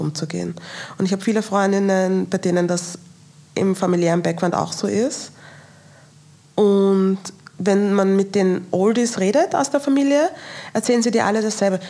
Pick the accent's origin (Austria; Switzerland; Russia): Austria; mit meinen nigerianischen Wurzeln aufgewachsen bin in Österreich